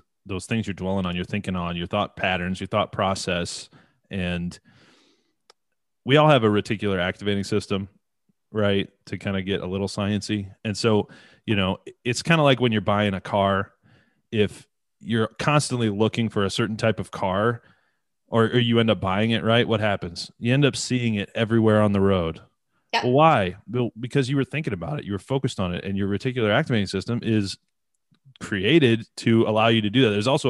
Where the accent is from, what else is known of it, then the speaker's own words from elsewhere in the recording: Detroit, Michigan, United States; from Detroit.